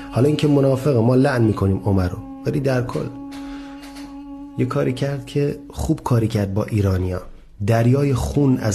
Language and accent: Persian; Lebanon; Persian is a second language; من لبنانی هم. از لبنان هستم